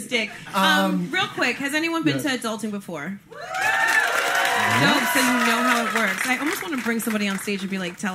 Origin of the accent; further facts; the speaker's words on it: New Jersey, United States; I'm from Jersey. I had a car in Jersey